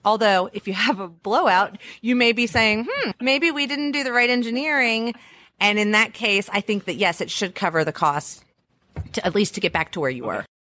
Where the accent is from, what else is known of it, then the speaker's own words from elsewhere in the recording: Louisiana, United States; I am from Louisiana. We're really good at throwing parties